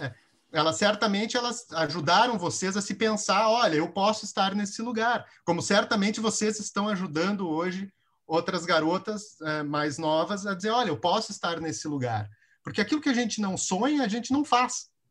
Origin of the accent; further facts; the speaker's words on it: Rio Grande do Sul, Brazil; eu sou do Rio Grande do Sul